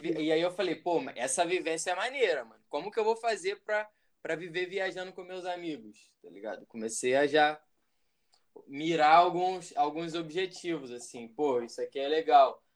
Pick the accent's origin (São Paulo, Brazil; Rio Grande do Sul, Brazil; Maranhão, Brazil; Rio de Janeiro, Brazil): Rio de Janeiro, Brazil; Região dos Lagos; moved away; also born or lived in Minas Gerais / Niterói; Cresci na região dos Lagos, mas nasci em Minas. Atualmente moro em Niterói